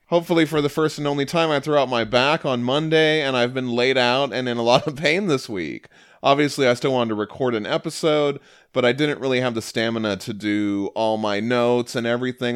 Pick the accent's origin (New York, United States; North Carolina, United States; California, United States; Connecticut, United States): Connecticut, United States; now in Maryland, United States; I grew up in Connecticut, just outside Fairfield